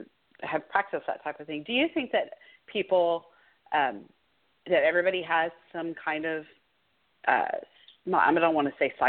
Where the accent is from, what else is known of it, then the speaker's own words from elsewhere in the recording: Spring, United States; my hometown, Spring.